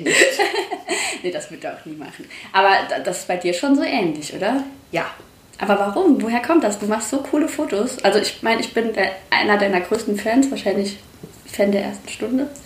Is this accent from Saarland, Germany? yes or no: yes; Saarland, Germany